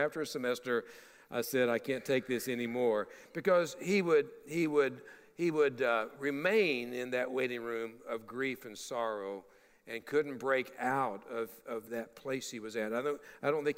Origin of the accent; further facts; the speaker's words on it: Kentucky, United States; moved away; my hometown of Kentucky